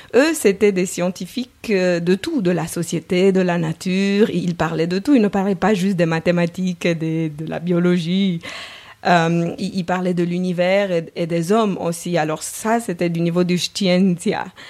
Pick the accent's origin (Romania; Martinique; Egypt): Romania; moved away as an adult; now in Geneva, Switzerland; je suis roumaine, le esco à la fin du nom le trahit